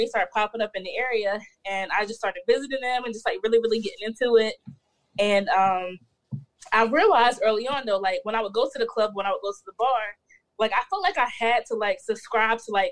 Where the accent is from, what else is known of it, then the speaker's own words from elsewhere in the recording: North Carolina, United States; born there; So I was born in North Carolina.